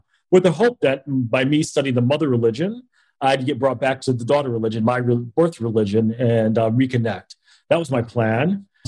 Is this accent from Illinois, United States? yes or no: yes; Naperville, Illinois, United States; also born or lived in Nashville, Tennessee; I was born in Nashville, but I grew up in a town called Naperville, Illinois. So outside of Chicago.